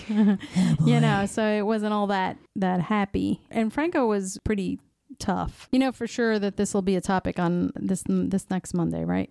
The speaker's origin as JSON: {"language": "English", "country": "United States", "tie": "born or raised there", "said": "growing up in the United States"}